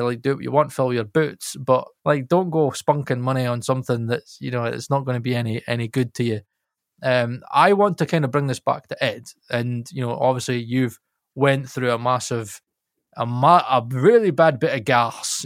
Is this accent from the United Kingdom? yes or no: yes; Scotland, United Kingdom; I'm Scot, I'm Scottish